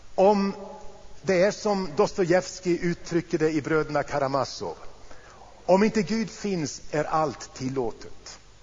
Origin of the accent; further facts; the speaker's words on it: Sweden; vi här hemma i Sverige